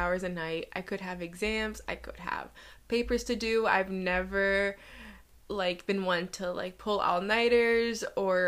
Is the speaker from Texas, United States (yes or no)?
no; Everett, Massachusetts, United States; growing up Brazilian and also in very diverse cities, I grew up in Everett